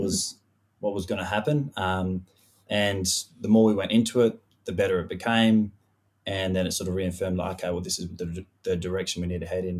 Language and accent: English; Western Australia, Australia; also born or lived in Perth; born and raised in Western Australia. So, I grew up in a little, uh, farming community four and a half hours north of Perth called Mollawarp